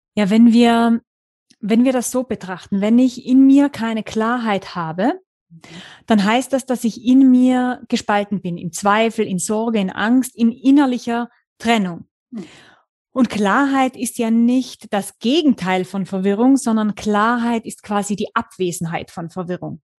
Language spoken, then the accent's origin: German; the mountains of Tyrol, Austria; moved away as an adult; lebe seit 2016 mit meiner kleinen Familie. Ich habe einen kleinen vierjährigen Sohn wieder in den Bergen von Tirol